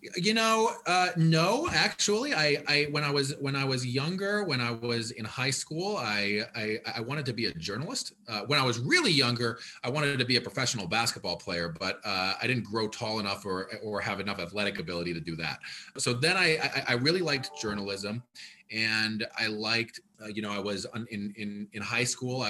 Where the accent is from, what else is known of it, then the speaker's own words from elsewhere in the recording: Ann Arbor, Michigan, United States; also born or lived in Washington, D.C. / Detroit; I grew up here as a kid, um, I was born and raised here